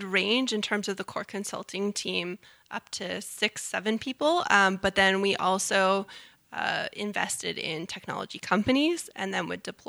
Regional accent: Canada; we have to stop being so Canadian and brag a little.

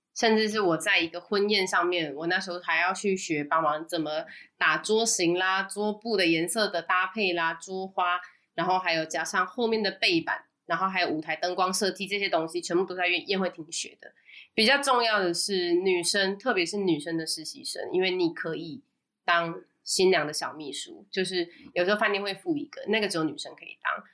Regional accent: Taiwan; moved away as an adult; now in Singapore; 我是台湾人，真正的呢，正港台湾人

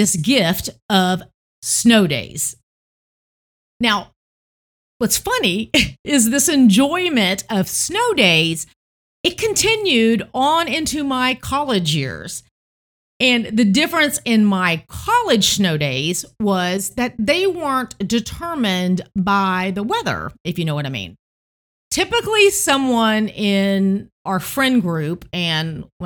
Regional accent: Tennessee, United States; growing up in Tennessee

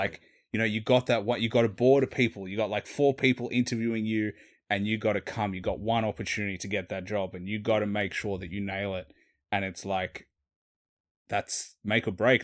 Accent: Australia; accent: city Australian; I'm Australian

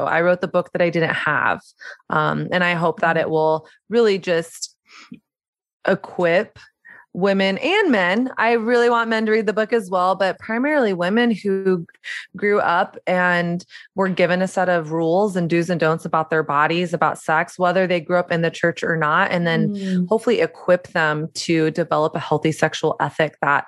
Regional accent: the South, Southern United States, United States; born or raised there; moved away as an adult; also born or lived in New York City

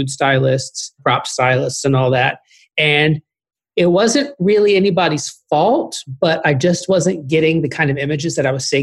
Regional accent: Austin, Texas, United States; moved away as an adult; also born or lived in Chicago; I'm from Austin, Texas

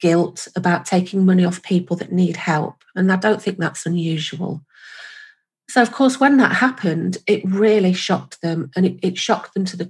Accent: United Kingdom; I'm from the UK, as you might notice from my wonderful accent

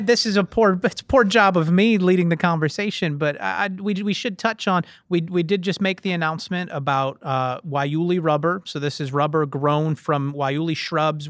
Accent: Painesville, Ohio, United States; growing up in Northeast Ohio

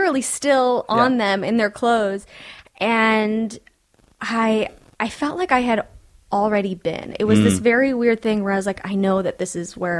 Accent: California, United States; I'm from California.

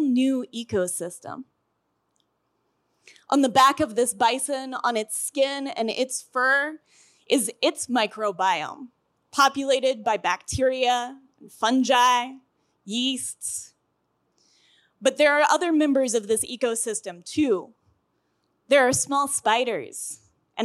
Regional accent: Colorado, United States; I'm from Colorado, and we have big blue stem in Colorado

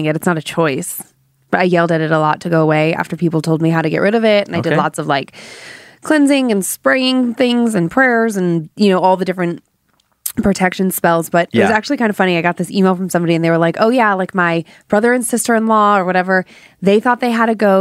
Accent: Cleveland, Ohio, United States; Growing up in Cleveland

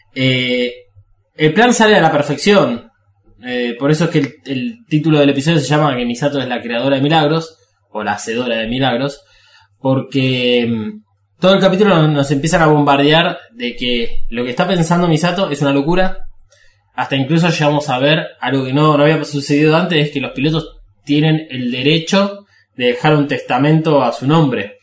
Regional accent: Argentina

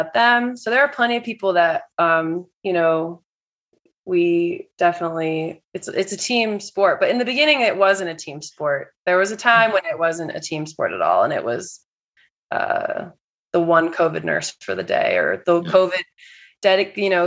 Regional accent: California, United States; moved away; also born or lived in New York; I'm originally from California

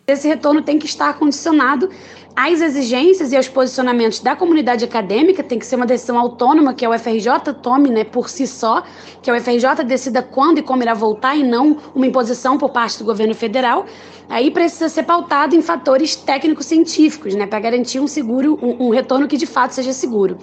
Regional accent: Belém, Pará, Brazil; que sou do Pará

